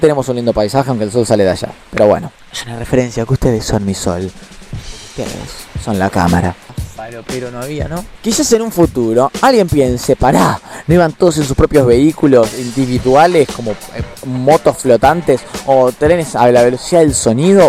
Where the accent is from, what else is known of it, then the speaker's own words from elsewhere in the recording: Buenos Aires, Argentina; Como argentino, actualmente nacido y habitando en la ciudad porteña